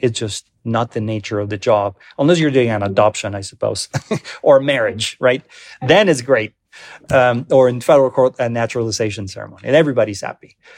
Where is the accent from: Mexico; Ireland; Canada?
Mexico; also born or lived in Denver; now in Colorado, United States; I'm an immigrant, I'm from Mexico, I'm a naturalized citizen